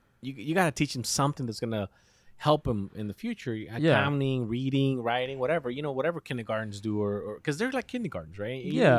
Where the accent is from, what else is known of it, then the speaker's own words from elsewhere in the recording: Mexico; now in United States; I love my country. You know, I come from Mexico and I love it.